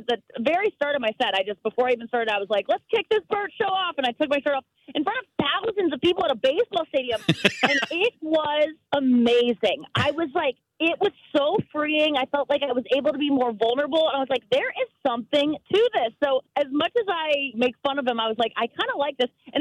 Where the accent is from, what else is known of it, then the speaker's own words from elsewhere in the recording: St. Louis, Missouri, United States; I'm from St. Louis